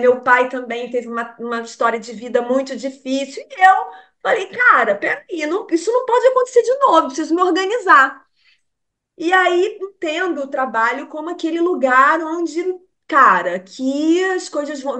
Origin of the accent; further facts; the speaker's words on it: Rio de Janeiro, Brazil; moved away as an adult; a gente é carioca